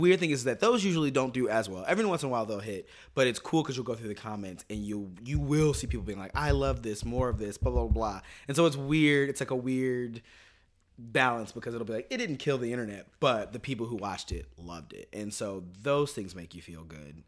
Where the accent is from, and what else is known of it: Kansas City, Missouri, United States; born or raised there; moved away